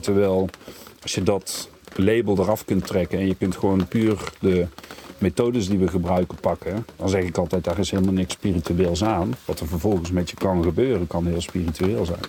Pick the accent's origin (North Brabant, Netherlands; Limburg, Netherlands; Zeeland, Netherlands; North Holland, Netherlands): North Brabant, Netherlands; Kaatsheuvel; ik kom uit Kaatsheuvel.